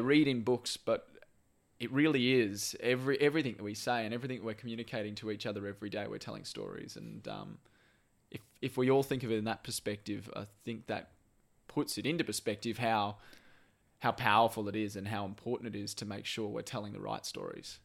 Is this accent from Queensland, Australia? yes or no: yes; Brisbane, Queensland, Australia; I grew up in Brisbane